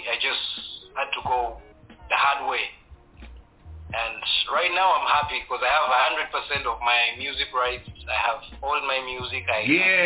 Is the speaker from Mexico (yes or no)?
no; Rwanda; moved away; I'm from Rwanda. I love my country so much